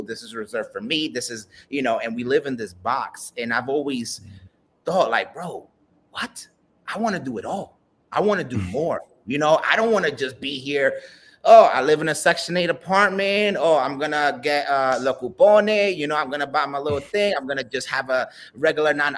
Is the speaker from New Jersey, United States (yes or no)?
no; New York City, New York, United States; I'm a Dominican kid from the BX